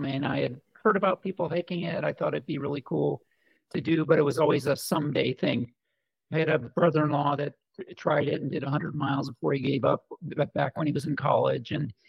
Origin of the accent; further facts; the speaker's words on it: Colorado, United States; I consider Colorado home. I spent 26 years out there. So, I mean, loved the mountains and skiing and motorcycle riding and flew sailplanes for 10 years out of Boulder